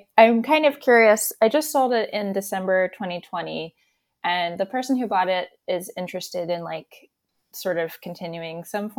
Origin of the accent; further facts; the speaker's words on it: Towson, Maryland, United States; I grew up in Towson